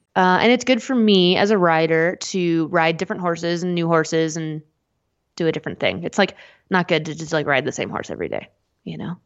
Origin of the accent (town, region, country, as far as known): United States